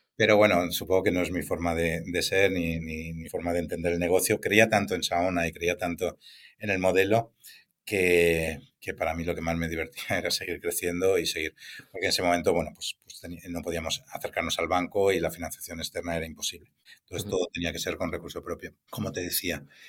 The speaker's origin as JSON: {"language": "Spanish", "town": "Valencia", "region": "Valencian Community", "country": "Spain", "also_born_or_lived": "Barcelona", "said": "estaba desplazado en Barcelona y la forma de, volver a Valencia"}